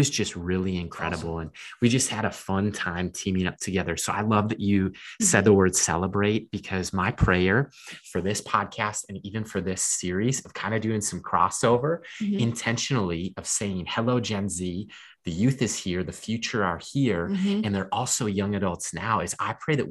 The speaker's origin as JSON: {"language": "English", "region": "Minnesota", "country": "United States", "said": "we're both from Minnesota"}